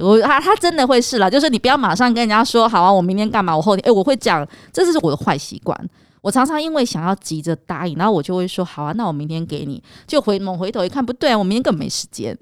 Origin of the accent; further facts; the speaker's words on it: Taiwan; 我们台湾人